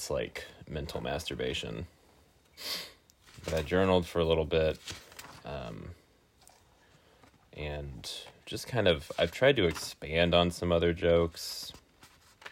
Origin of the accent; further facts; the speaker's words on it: Weston, Missouri, United States; I have since moved back to Weston, Missouri, which is a suburb of Kansas City, in my hometown